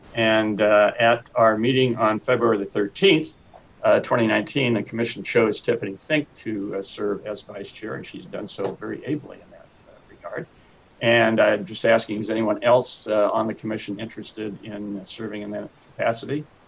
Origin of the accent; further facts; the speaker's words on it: Sacramento, California, United States; born and raised in Sacramento. Been a resident here for 68 of my 74 years